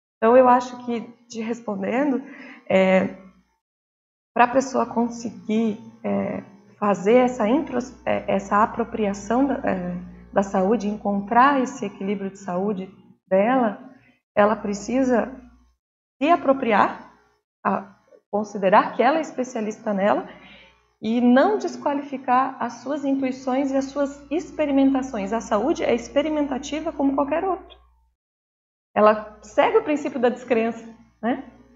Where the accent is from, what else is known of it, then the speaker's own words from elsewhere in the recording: Brazil; enquanto brasileiros